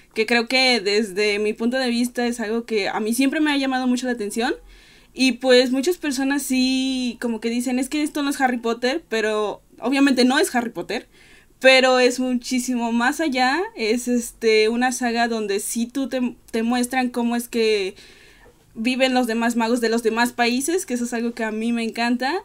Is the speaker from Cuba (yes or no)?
no; Veracruz, Mexico; soy de Veracruz.